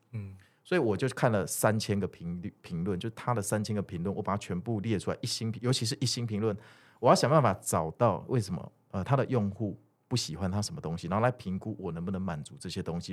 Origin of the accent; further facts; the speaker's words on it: Kaohsiung, Taiwan; moved away as an adult; also born or lived in Zhonghe, New Taipei; 我是高雄人